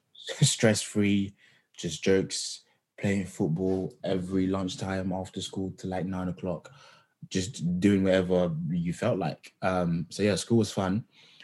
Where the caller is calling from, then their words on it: London, United Kingdom; So I'm just outside of London, near Tottenham here at the moment.